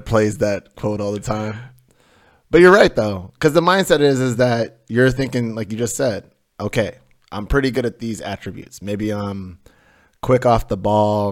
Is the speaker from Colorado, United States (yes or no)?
yes; Denver, Colorado, United States; We had these two huge pine trees in my front yard growing up in Denver